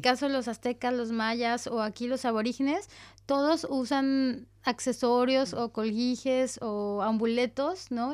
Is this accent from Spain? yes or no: no; Mexico; moved away; Como decimos en México